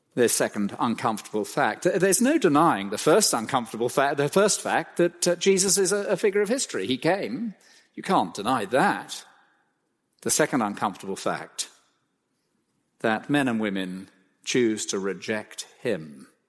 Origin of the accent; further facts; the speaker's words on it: Cromer, East of England, United Kingdom; I was born in Cromer, of all places.